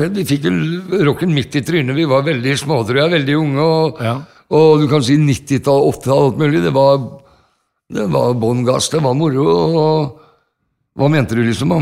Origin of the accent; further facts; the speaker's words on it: Norway; vi er fra Norge, vi er ikke fra Amerika